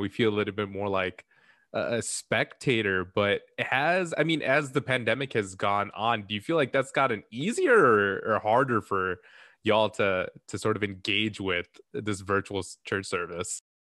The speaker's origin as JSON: {"language": "English", "town": "Chicago", "region": "Illinois", "country": "United States", "said": "we're all from Chicago"}